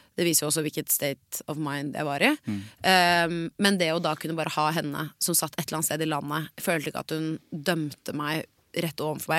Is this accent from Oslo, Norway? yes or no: yes; Oslo, Norway; jeg er blond jente fra Oslo vest